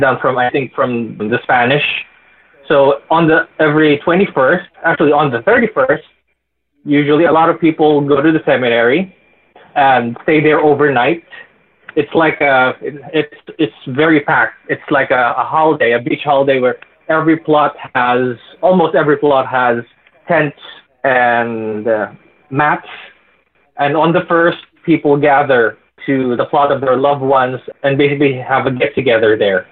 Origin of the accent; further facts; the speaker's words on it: Philippines; I'm from the Philippines, we don't have Halloween